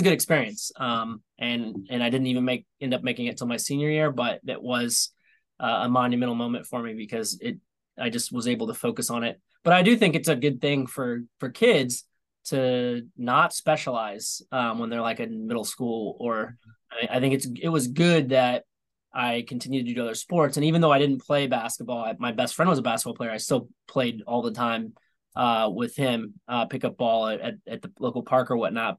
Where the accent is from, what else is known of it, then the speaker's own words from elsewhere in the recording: Topeka, Indiana, United States; now in Atlanta, United States; my hometown of uh, Topeka